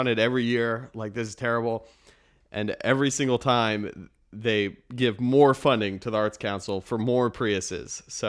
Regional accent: Boulder, Colorado, United States; moved away as an adult; also born or lived in Missouri; now in Washington, D.C., United States; Yeah, so I grew up in Colorado, and then I thought I wanted to do journalism, so I went to the University of Missouri

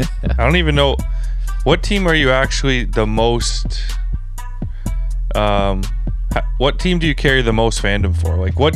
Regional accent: Toronto, Ontario, Canada; I'm from Toronto, born and raised.

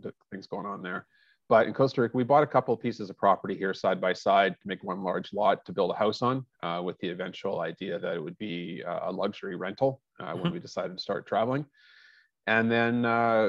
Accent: Vancouver, British Columbia, Canada; moved away; I was originally born and raised in Vancouver, BC, Canada

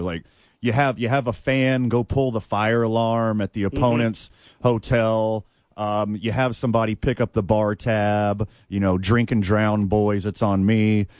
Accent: the South, United States; I'm from the South. We wash our pans and re-season them.

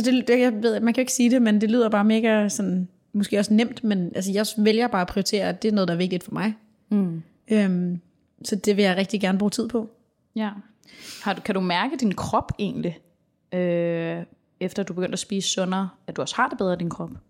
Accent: Denmark; her hjemme i Danmark.

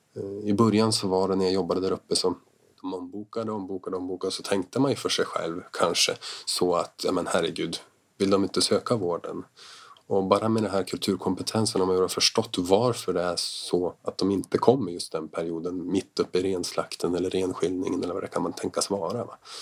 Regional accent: Jämtland, Sweden; jag är ju från Jämtland, jag är från den här trakten

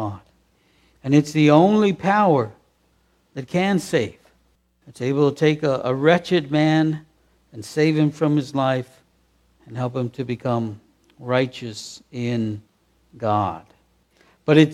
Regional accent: United States; accent: American; we're American. It's obvious we're American the way we speak

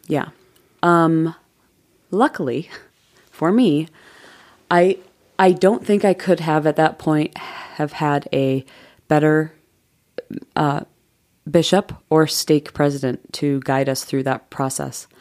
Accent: Jamestown, New York, United States; moved away as an adult; also born or lived in Provo, Utah; I grew up in Jamestown, New York.

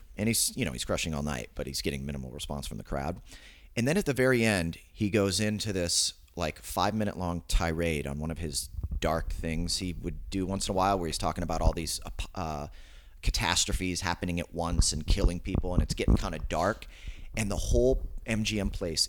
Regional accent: California, United States; Central California.

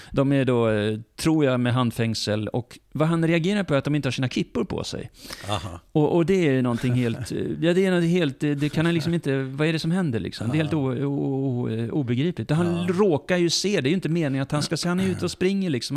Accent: Lund, Skåne, Sweden; Jag är född i Sverige, jag är uppvuxen ja. i Sverige

